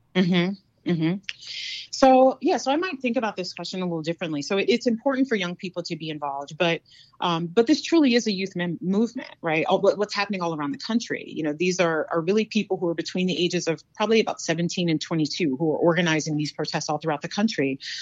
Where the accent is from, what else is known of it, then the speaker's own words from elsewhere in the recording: North Carolina, United States; now in South Dakota, United States; I'm from North Carolina. Um, very proud of my Southern roots